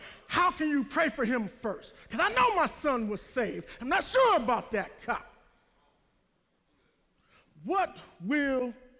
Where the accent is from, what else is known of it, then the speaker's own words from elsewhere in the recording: the South, United States; I'm from the South. I want to run under the Dixie flag, under the Confederate flag, or this flag, or that flag, or this thing, or that thing.